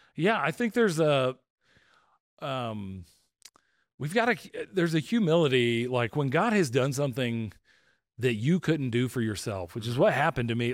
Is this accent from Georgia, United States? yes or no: yes; just outside of Atlanta, Georgia, United States; I grew up just outside of Atlanta